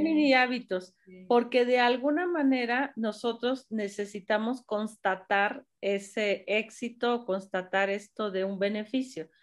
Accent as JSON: {"language": "Spanish", "country": "Mexico", "said": "somos mexicanos"}